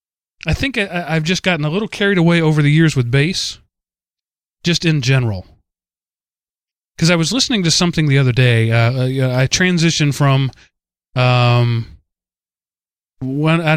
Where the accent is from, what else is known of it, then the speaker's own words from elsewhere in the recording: the South, United States; accent: southern; my southern accent